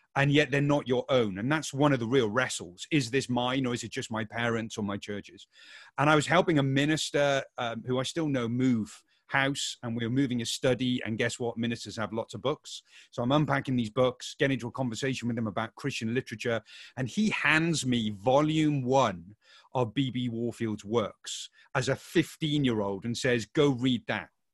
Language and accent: English; Wales, United Kingdom; now in Oxford, United Kingdom; I grew up in Wales, so I feel at home